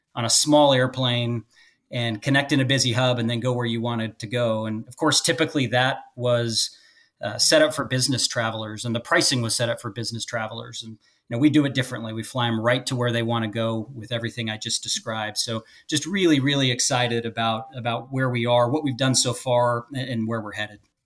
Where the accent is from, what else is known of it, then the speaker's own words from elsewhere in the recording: Las Vegas, Nevada, United States; also born or lived in Phoenix; Allegiant, which is in my hometown of Las Vegas, where I was born and raised.